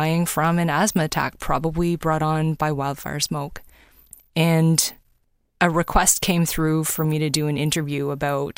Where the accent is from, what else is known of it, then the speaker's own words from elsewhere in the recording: Toronto, Ontario, Canada; now in British Columbia, Canada; I was born in Toronto and I love living in this country.